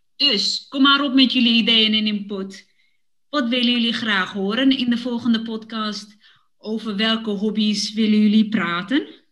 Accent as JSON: {"language": "Dutch", "town": "Woerden", "region": "Utrecht", "country": "Netherlands", "tie": "born or raised there", "moved": "yes", "lives_now": "Amsterdam, Netherlands", "said": "Ik heb met mijn ouders in Woerden gewoond toen ik klein was"}